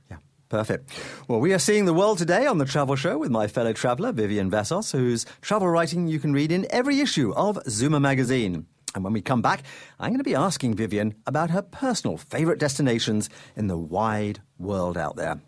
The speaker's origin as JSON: {"language": "English", "country": "Canada", "said": "as a Canadian"}